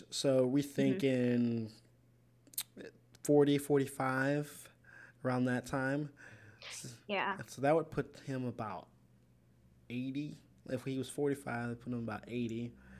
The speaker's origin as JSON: {"language": "English", "region": "Illinois", "country": "United States", "said": "So we're in Indiana, but I am from Indiana, Illinois."}